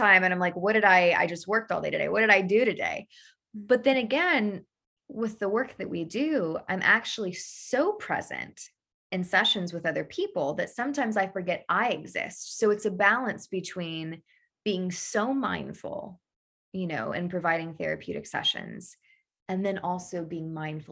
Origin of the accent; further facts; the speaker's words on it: Daytona Beach, Florida, United States; I was born in Daytona Beach on the, house on the river, house on the ocean, always by the water